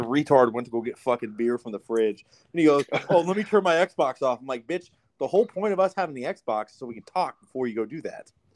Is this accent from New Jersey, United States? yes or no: no; Southern California, United States; I'm from the correct side, SoCal.